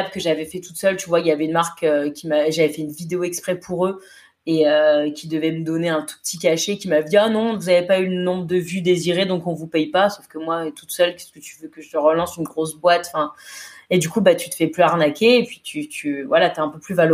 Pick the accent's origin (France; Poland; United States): United States; Mais au moins de me dire je suis américaine